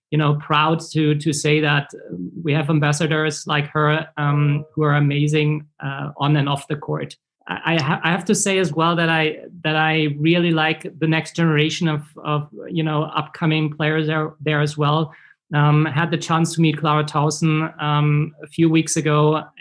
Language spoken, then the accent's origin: English; Germany; growing up in Germany